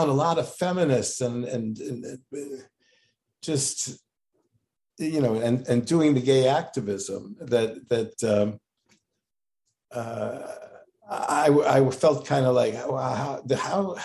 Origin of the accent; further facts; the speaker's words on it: Los Angeles, California, United States; moved away as an adult; also born or lived in Santa Barbara, California / San Diego, California / Columbia, Missouri / North Dakota; now in Oakland, United States; I grew up in Los Angeles and I went to a lot of diet doctors